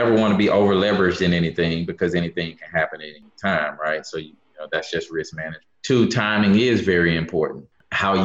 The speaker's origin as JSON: {"language": "English", "town": "Memphis", "region": "Tennessee", "country": "United States", "tie": "born or raised there", "moved": "yes", "lives_now": "Houston, United States", "said": "I'm from Memphis, Memphis, Tennessee, originally. Born and raised"}